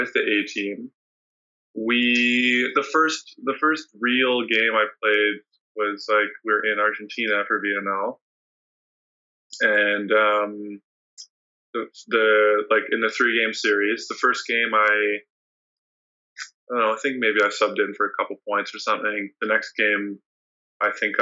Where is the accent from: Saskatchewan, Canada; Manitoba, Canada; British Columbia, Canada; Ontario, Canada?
British Columbia, Canada; BC; in my hometown area